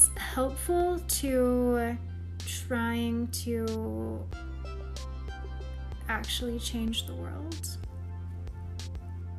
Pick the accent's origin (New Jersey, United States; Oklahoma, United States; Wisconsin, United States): Oklahoma, United States; accent: Southern; I am from Oklahoma.